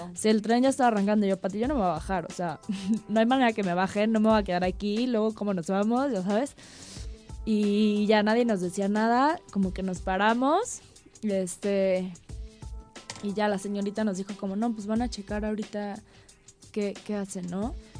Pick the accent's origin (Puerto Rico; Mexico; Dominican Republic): Mexico; Cuernavaca, Morelos; also born or lived in Norway / Sydney, Australia; yo que viví casi, bueno, toda mi infancia en Cuernavaca